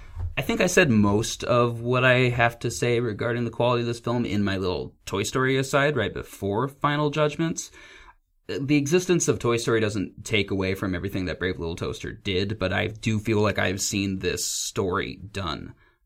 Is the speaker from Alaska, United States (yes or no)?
yes; Alaska, United States; moved away; Oh, I'm from Alaska.